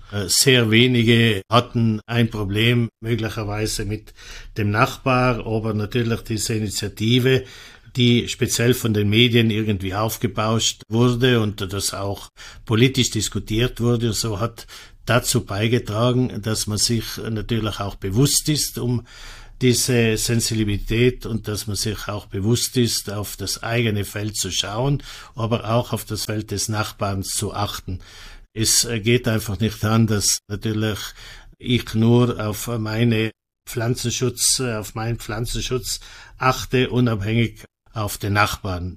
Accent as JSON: {"language": "German", "town": "Mals", "region": "Trentino-Alto Adige", "country": "Italy", "tie": "born or raised there", "said": "Ich bin auf einem Bauernhof in Molz aufgewachsen. Molz äh, ist im oberen Finchgau auf 1000 Meter Meereshöhe."}